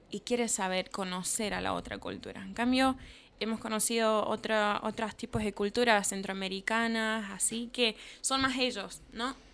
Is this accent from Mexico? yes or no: no; Argentina; Sí, o sea, yo soy argentino